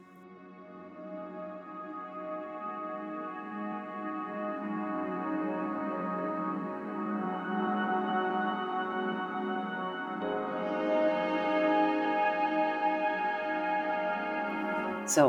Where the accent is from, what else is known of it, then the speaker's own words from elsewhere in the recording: Canandaigua, New York, United States; I'm from Canandaigua, New York